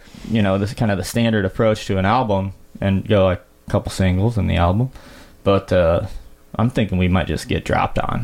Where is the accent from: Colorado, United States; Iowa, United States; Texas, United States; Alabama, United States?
Iowa, United States; Muscatine County; I've been at the Muscatine County Fair, man, right in my hometown.